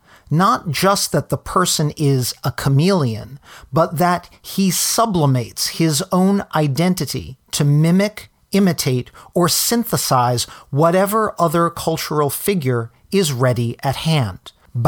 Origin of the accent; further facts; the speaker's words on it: New York, United States; as a New Yorker, I have grown up with …. Most of my blood relatives, especially on my Italian side, worship him.